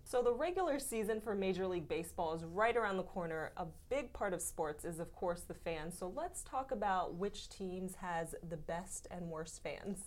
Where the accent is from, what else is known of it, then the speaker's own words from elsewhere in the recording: Florida, United States; I'm actually from Florida as well